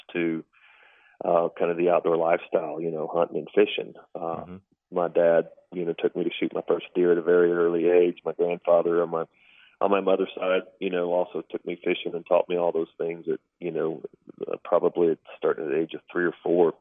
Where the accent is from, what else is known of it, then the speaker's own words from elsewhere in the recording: San Antonio, Texas, United States; Born and raised in San Antonio, grew up north San Antonio, right on the edge of where the hill country started.